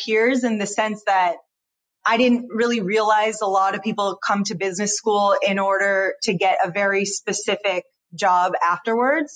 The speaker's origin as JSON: {"language": "English", "town": "Detroit", "region": "Michigan", "country": "United States", "tie": "born or raised there", "said": "born and raised in Detroit"}